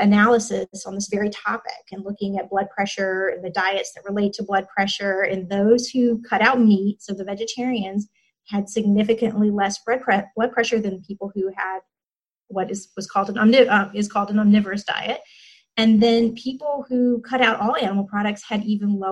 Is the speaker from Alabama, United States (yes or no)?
yes; Alabama, United States; I'm from Alabama